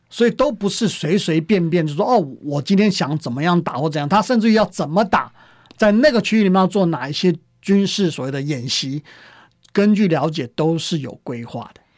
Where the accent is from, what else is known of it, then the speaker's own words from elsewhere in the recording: Taiwan; 我们台湾人